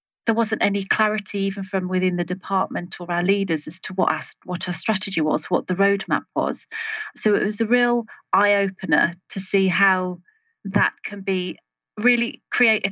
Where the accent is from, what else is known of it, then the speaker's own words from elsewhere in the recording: England, United Kingdom; also born or lived in Salisbury; I'm from England, currently in Salisbury, so sort of south central of England